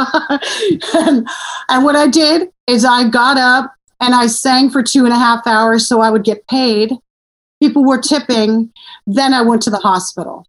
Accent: Simi Valley, California, United States; also born or lived in Portland, Oregon; I grew up in Simi Valley

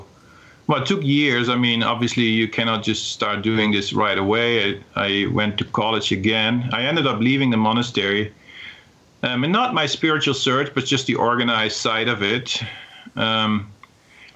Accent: Netherlands; moved away; I came from Holland, the Netherlands

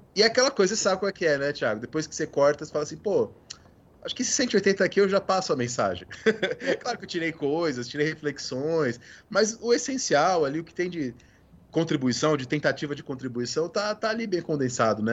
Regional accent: São José dos Campos, São Paulo, Brazil; moved away; eu cresci em São José dos Campos

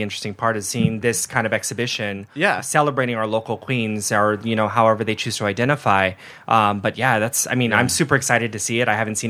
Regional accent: San Diego, California, United States; I grew up in San Diego too.

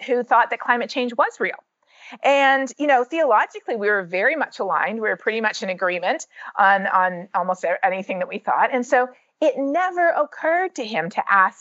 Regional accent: Canada; moved away as an adult; now in United States; growing up in Canada, especially with a science teacher dad

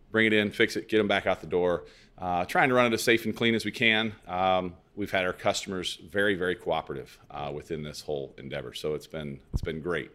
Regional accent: Lebanon, Illinois, United States; also born or lived in Clinton County, Illinois / Carbondale, Illinois; I grew up in Lebanon

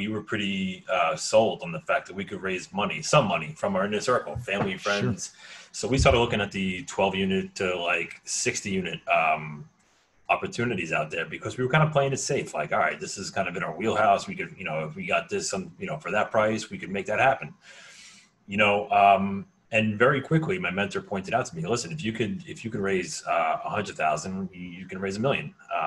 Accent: United States; I grew up right outside of New York City.

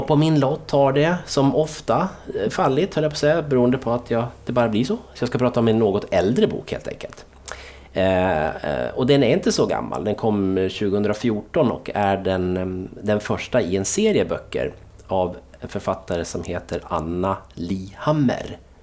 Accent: Dalarna County, Sweden; jag är från Dalarna

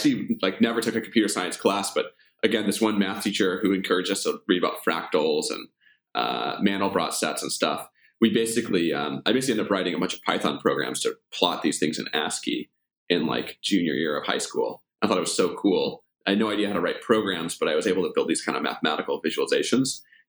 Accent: Omaha, Nebraska, United States; Omaha's a great place to grow up.

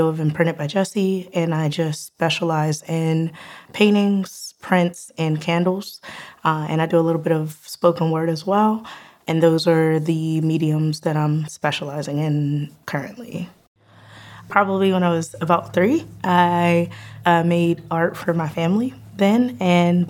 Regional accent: Penn Hills, Pennsylvania, United States; I am from Penn Hills, Pennsylvania. I graduated there.

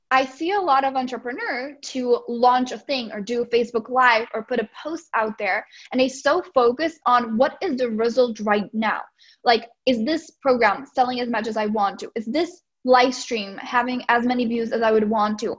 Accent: Czechia; English is a second language; moved away as an adult; now in United States; I'm originally from the Czech Republic. So that's why I have a little bit of an accent.

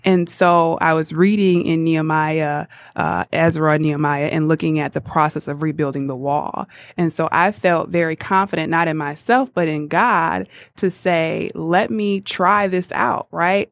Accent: Muskegon Heights, Michigan, United States; moved away as an adult; now in Detroit, United States; I grew up on the best side, Muskegon Heights, and went to Muskegon Heights Public

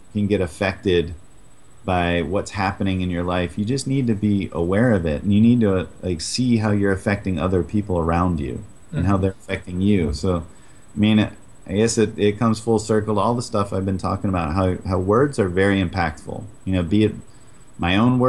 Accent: New England, United States; I grew up in New England

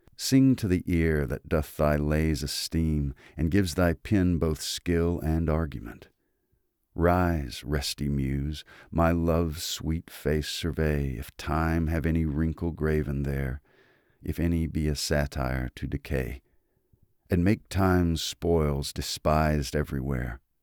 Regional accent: Mississippi, United States; I am from Mississippi.

